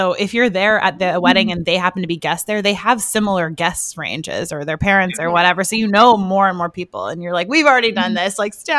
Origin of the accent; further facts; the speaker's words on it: Richmond, British Columbia, Canada; now in White Rock, Canada; I'm from Richmond, but I live in White Rock.